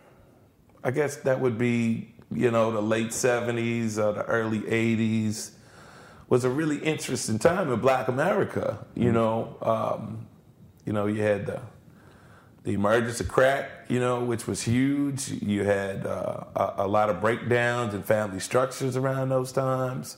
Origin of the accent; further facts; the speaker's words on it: New Orleans, Louisiana, United States; how I came up, you know, in New Orleans. I was born and raised in the 7th Ward